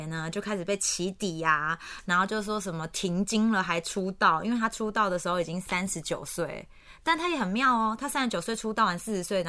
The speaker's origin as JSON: {"language": "Chinese", "country": "Taiwan", "said": "我们台湾人"}